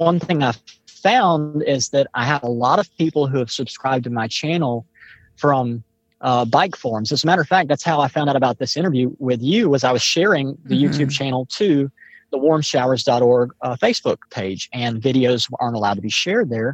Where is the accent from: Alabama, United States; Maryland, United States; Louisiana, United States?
Alabama, United States; Mobile; I'm from Mobile, Alabama